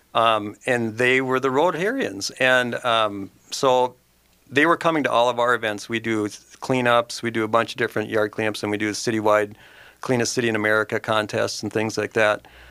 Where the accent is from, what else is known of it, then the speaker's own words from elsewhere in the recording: Mounds View, Minnesota, United States; now in Forest Lake, United States; I grew up in Moundsview